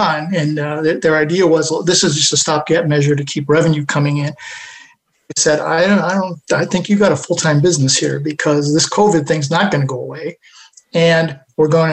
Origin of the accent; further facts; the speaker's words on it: Buffalo, New York, United States; there's an organization outside of Buffalo, in my hometown